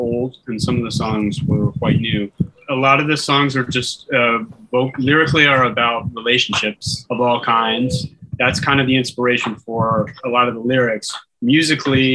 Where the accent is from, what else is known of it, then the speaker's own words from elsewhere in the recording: Markham, Ontario, Canada; now in Curaçao; I'm from Toronto originally, actually Markham, Ontario